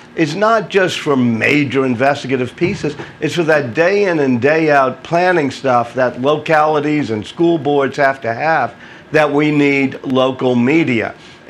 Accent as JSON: {"language": "English", "town": "New Orleans", "region": "Louisiana", "country": "United States", "tie": "born or raised there", "said": "I grew up here in New Orleans. I was just like a 20-year-old"}